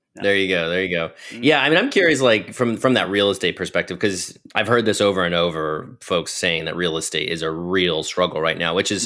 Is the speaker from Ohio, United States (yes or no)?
yes; Ohio, United States; moved away; I just moved to Ohio. I'm originally from Ohio